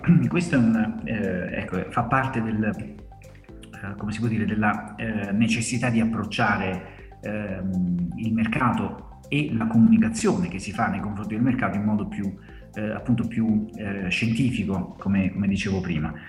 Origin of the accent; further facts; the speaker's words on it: Salerno, Campania, Italy; sono eh, campano di Salerno, quindi lavoro per un'azienda della mia, della mia terra